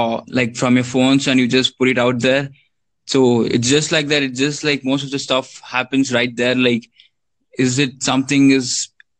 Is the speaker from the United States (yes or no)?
no; India; I'm from India.